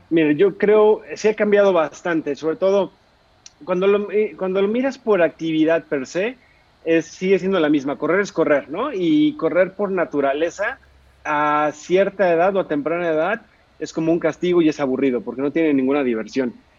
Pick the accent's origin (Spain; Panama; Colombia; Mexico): Mexico